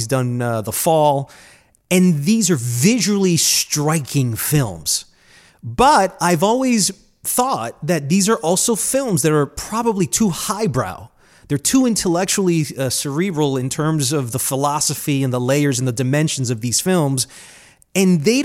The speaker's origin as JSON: {"language": "English", "country": "Colombia", "moved": "yes", "said": "I'm from Colombia"}